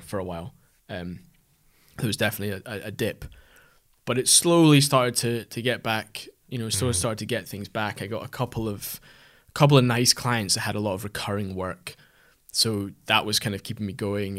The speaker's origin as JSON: {"language": "English", "area": "Aberdeenshire", "region": "Scotland", "country": "United Kingdom", "moved": "yes", "said": "we're both from the Aberdeenshire area originally"}